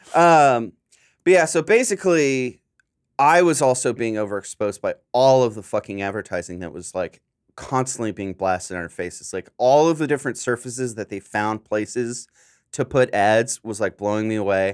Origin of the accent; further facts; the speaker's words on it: San Diego, California, United States; now in Los Angeles, United States; I'm from SoCal